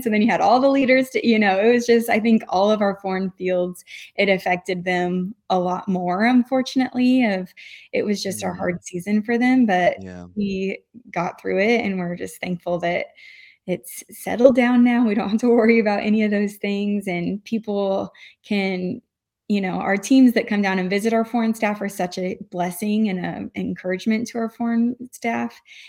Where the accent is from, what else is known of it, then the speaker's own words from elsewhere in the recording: Illinois, United States; And so I'm from Southern Illinois, and my parents put me on the youth group bus when I was 14.